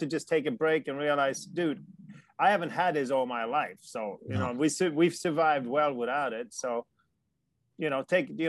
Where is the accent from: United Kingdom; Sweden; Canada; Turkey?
Sweden; Life in Sweden is fantastic. Like I said, I'm not an immigrant because I don't like where I came from.